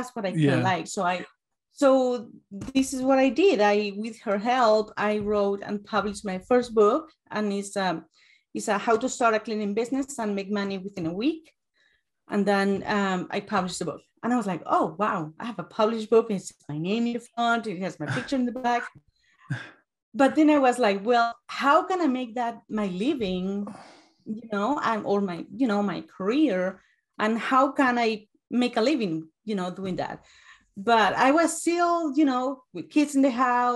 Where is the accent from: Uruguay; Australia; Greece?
Uruguay; English is a second language; moved away as an adult; now in United States; I'm from Uruguay. I have an accent